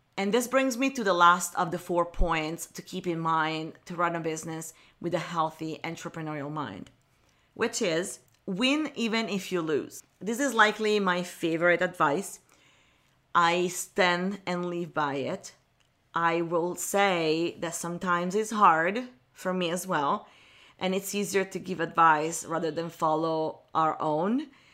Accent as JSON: {"language": "English", "town": "Milan", "region": "Lombardy", "country": "Italy", "tie": "born or raised there", "moved": "as an adult", "lives_now": "Los Angeles, United States", "said": "communication agency in Milan, where I was born and raised in Italy"}